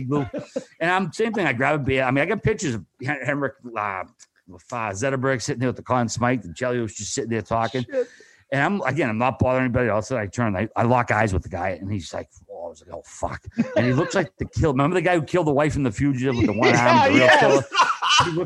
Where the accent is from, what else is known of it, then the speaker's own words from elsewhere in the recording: Boston, Massachusetts, United States; I'm from Boston